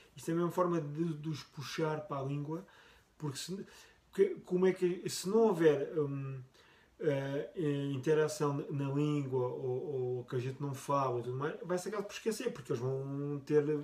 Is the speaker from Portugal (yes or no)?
yes; Portugal; first language Portuguese; moved away; eu nasci em Portugal, a Cátia também